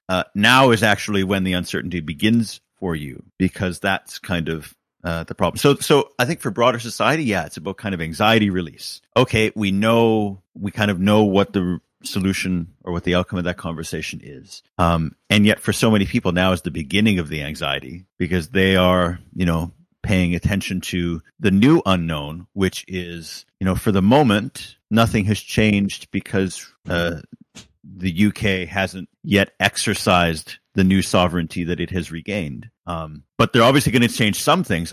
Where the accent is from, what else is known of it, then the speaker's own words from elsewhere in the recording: Canada; moved away as an adult; now in United Kingdom; as a Canadian